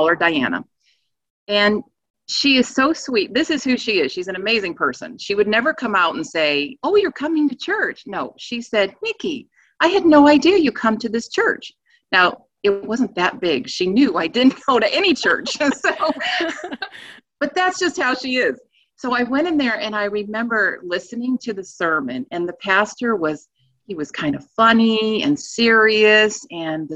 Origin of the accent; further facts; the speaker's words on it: East Coast, United States; moved away as an adult; now in Virginia, United States; we're originally from the East Coast.